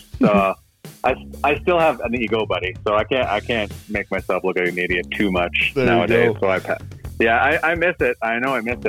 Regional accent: Cochrane, Alberta, Canada; Growing up in Cochrane, Alberta, my parents had season tickets to the Calgary Flames

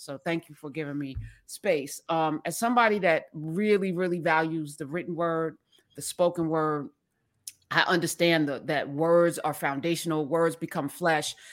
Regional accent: East Orange, New Jersey, United States; East Orange, my hometown

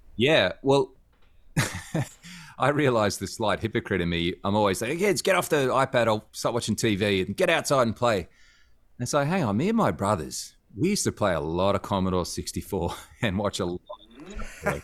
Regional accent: Cairns, Queensland, Australia; I grew up in Cairns, um, North Queensland, which is a smaller city.

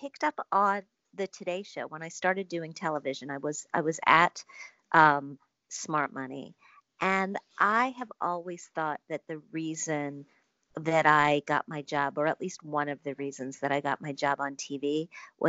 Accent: Wisconsin, United States; I grew up in Wisconsin.

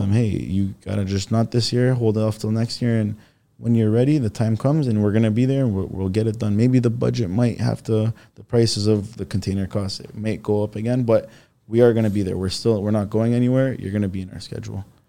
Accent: Toronto, Ontario, Canada; also born or lived in Istanbul, Turkey; now in Richmond Hill, Canada; I grew up in Rexville

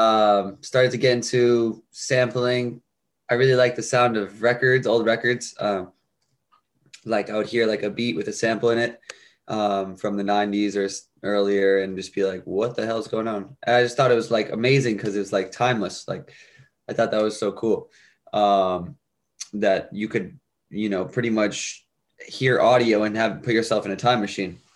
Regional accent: Bridgeport, Connecticut, United States; I was born in Connecticut, um, Bridgeport, Connecticut, and I was raised there as well

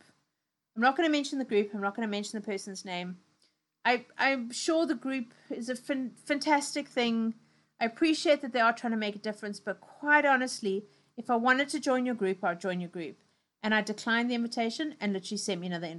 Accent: South Africa; now in United Kingdom; I love my old country. I love everything that's going on there. You know, things that are really South African. But I also don't live there anymore. I live in the UK

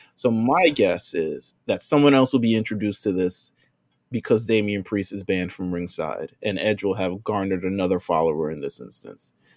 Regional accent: New York, United States; I'm from New York

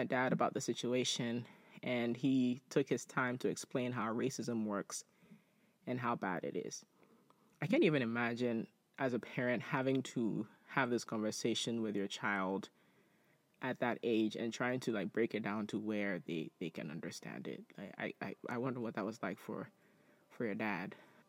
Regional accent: Nigeria; moved away; As an immigrant, I was looked down at by my fellow blacks as an inferior because I was from Nigeria.

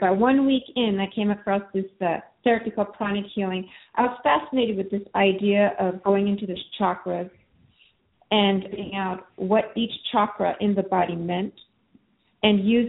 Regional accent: Japan; now in United States; I grew up being kind of very weak and going in and out of hospital. And especially in Japan, I'm Japanese American

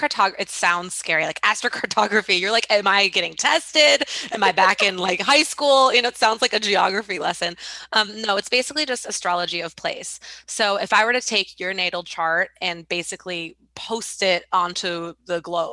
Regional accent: New York, United States; New York, for example, for me, my hometown, for example, for me, kind of negative places.

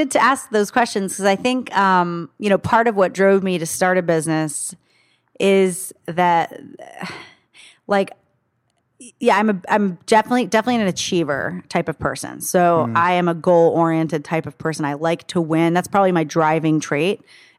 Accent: Saudi Arabia; born there; So I was actually born in Saudi Arabia.

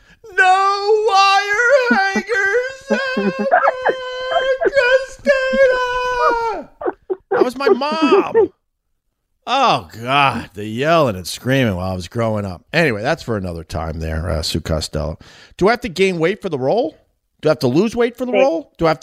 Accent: Boston, Massachusetts, United States; accent: Boston; I think I got to get my Boston accent back.

